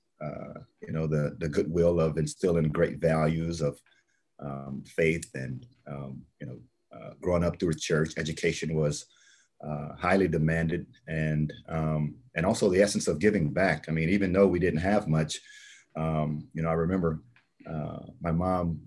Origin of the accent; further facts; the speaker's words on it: Texas, United States; I grew up in Texas.